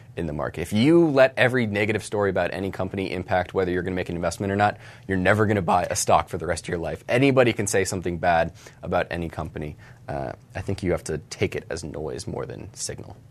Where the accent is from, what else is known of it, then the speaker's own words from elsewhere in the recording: Charlotte, North Carolina, United States; Charlotte, my hometown